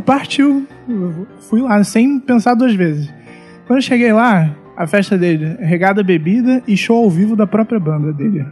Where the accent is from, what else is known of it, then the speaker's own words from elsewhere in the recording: Rio de Janeiro, Brazil; sou lá da Zona Norte, moro em Maria da Graça